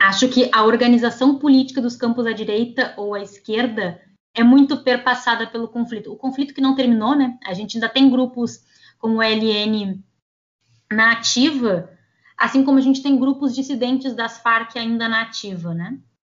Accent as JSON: {"language": "Portuguese", "country": "Brazil"}